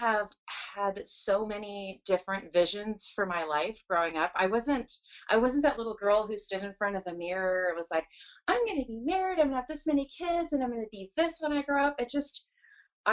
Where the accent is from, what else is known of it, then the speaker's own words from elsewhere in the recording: San Jose, California, United States; moved away as an adult; also born or lived in Edina, Minnesota; now in Seattle, United States; California, which is where I grew up. So we lived in Silicon Valley in the San Jose area for almost my entire school, grade school, high school, college, first career.